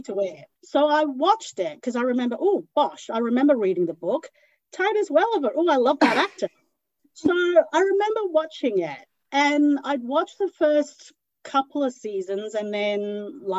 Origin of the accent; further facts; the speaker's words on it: Hong Kong; now in Sydney, Australia; I was born in Hong Kong